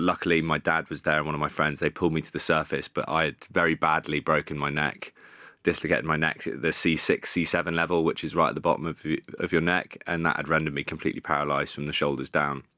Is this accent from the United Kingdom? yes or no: yes; Bath, South West England, United Kingdom; moved away as an adult; also born or lived in Cardiff; I started off at Bath, which was my hometown club